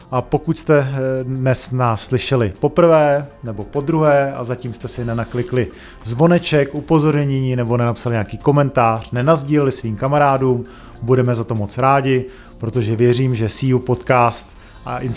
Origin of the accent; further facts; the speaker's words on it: Prague, Czechia; born there; narodili jsme se v Praze